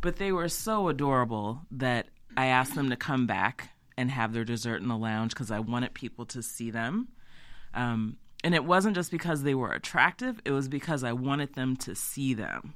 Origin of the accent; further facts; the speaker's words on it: Easton, Maryland, United States; also born or lived in Salisbury, Maryland / Baltimore, Maryland; my family's from there. I'm from there. I grew up in Easton